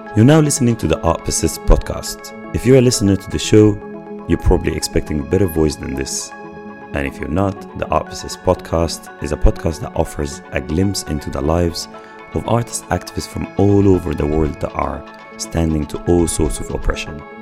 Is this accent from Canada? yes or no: no; Egypt; moved away as an adult; I'm from Egypt